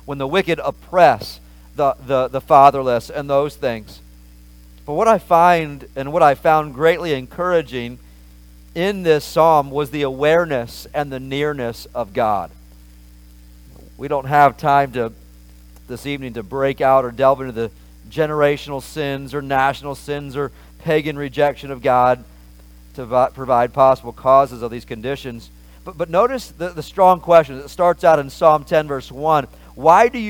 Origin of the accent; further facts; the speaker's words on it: Maryland, United States; I grew up in Maryland and in America